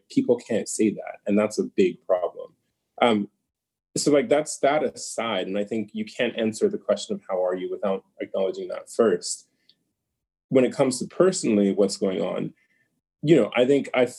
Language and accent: English; United States; being born and raised in the United States, but being very much a Nigerian in my upbringing